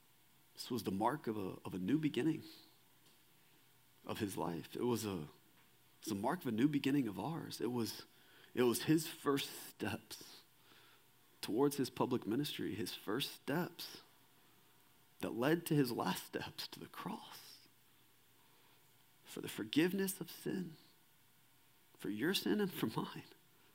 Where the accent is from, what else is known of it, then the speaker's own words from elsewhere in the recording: Kingwood, Texas, United States; And I grew up right outside of Houston in a suburb called Kingwood, Texas.